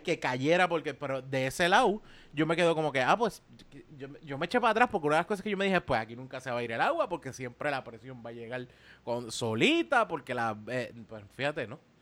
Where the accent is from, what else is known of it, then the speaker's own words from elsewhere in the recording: Puerto Rico; nosotros como puertorriqueños